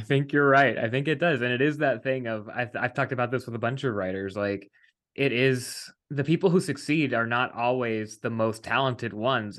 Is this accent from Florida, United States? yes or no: no; West Virginia, United States; moved away; we're both East Coast people originally. Um, I, I'm from West Virginia